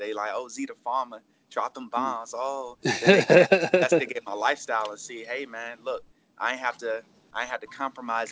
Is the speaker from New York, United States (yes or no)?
no; Philadelphia, Pennsylvania, United States; born or raised there; also born or lived in Jacksonville, Florida